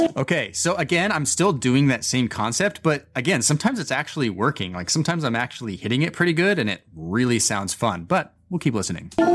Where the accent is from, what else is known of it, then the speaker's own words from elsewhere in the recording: Boise, Idaho, United States; moved away as an adult; now in New York City, United States; I was coming back to my hometown of Boise, Idaho